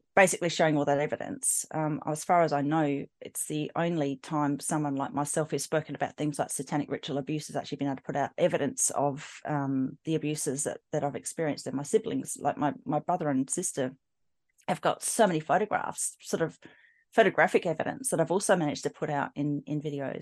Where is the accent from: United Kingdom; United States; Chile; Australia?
Australia; Adelaide, South Australia; I grew up in South Australia, in Adelaide